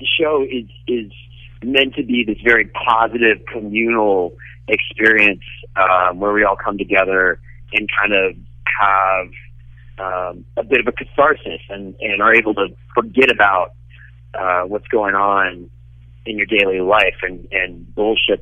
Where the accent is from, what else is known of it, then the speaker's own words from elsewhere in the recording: Cincinnati, Ohio, United States; I am born, raised. I went to high school and I went to college, and I lived there after college. I'm Cincinnati through and through.